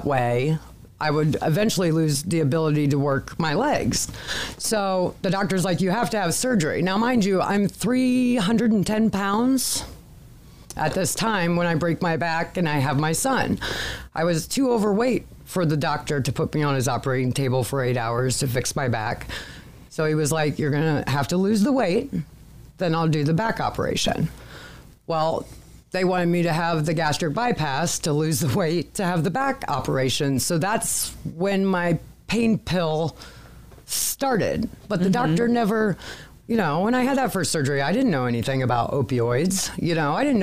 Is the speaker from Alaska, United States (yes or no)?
no; Findlay, Ohio, United States; also born or lived in Cincinnati, Ohio; I was born and raised here in Findlay, Ohio